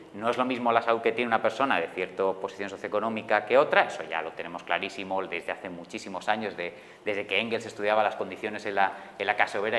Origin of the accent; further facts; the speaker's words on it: Madrid, Community of Madrid, Spain; yo, que soy de Madrid